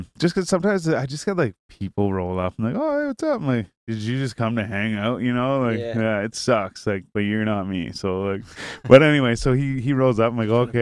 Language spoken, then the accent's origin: English; Renfrew, Ontario, Canada; I'm like, oh, Renfrew